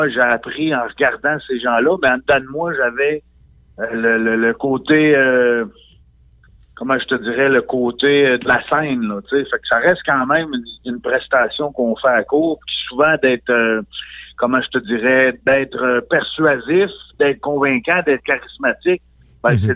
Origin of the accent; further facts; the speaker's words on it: Quebec, Canada; moved away; je suis parti de la Côte-Nord, moi, en 98.